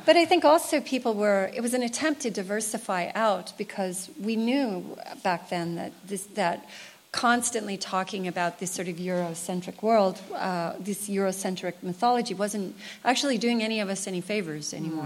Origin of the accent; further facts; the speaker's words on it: United States; as an American writer